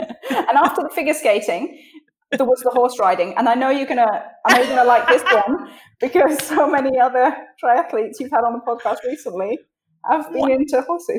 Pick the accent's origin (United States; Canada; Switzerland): Switzerland; So I was born and grew up in Switzerland, and I spoke English at home